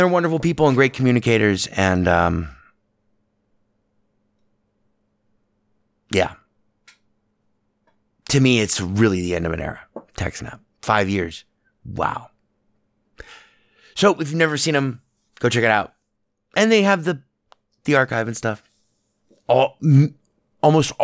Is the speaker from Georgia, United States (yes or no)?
no; Las Vegas, Nevada, United States; I grew up in Vegas, and Vegas was a small town.